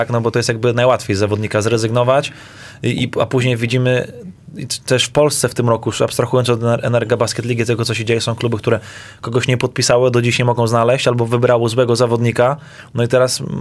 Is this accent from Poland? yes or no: no; Serbia; U nas w Serbii